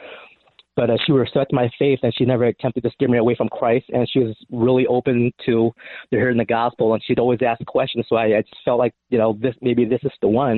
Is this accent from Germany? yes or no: no; Cambodia; moved away; the people back in my home country in Cambodia